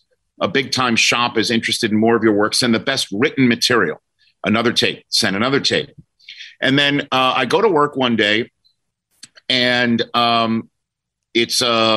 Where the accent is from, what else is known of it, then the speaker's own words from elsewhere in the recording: New York City, New York, United States; because I'm from New York City and they lived in New Jersey and my brother was in Southern California.